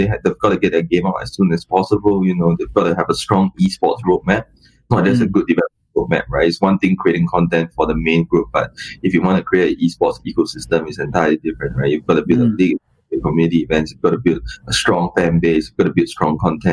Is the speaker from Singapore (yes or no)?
yes; Singapore; I'm Singaporean, and when I came into the Vietnam market